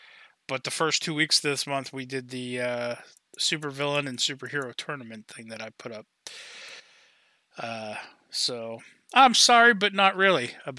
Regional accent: New Hampshire, United States; where are you from? I'm like, oh, you know, New Hampshire, you know, this town in New Hampshire.

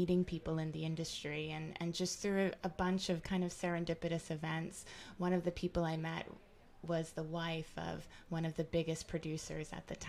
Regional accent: Jamaica; And it was also just important for me to see that as a Jamaican, that there is such a strong connection to Africa.

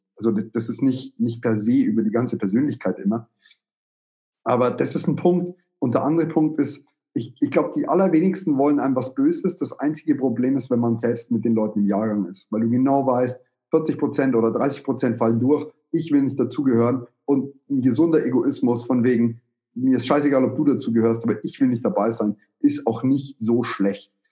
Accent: Bavaria, Germany; bei uns in Bayern

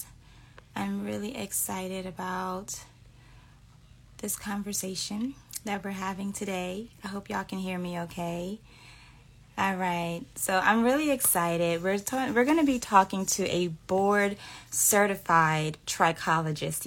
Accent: Louisiana, United States; my home state

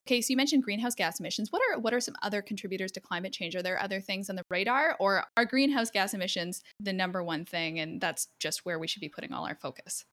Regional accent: Edmonton, Alberta, Canada; I'm from Edmonton

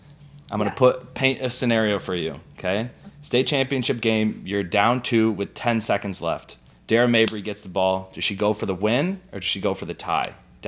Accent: New York, United States; I'm from New York

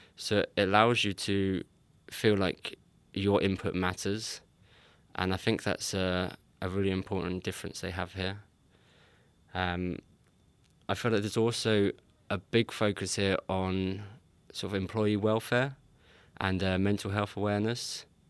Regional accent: England, United Kingdom; moved away as an adult; now in Sweden; I'm English

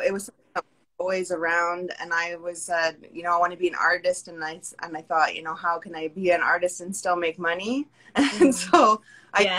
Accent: Pacific Northwest, United States; moved away as an adult; now in Brooklyn, New York, United States; I'm originally from the Pacific Northwest

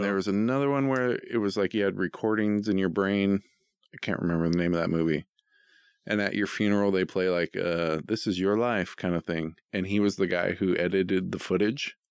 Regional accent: Boring, Oregon, United States; I grew up in Boring

